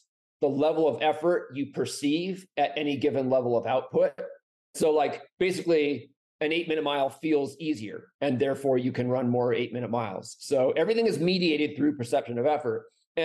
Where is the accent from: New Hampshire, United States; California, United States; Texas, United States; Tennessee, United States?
New Hampshire, United States; now in Flagstaff, United States; I grew up mostly in New Hampshire, so very far from here.